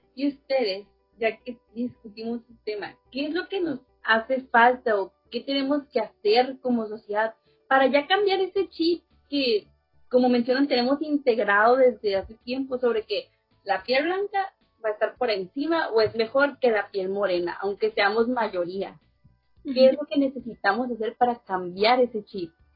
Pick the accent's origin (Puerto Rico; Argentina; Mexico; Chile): Mexico; nosotros como mexicanos